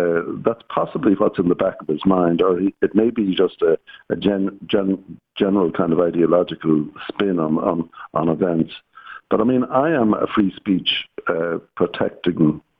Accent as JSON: {"language": "English", "country": "Ireland", "said": "In Ireland, we have a somewhat different approach to freedom of speech."}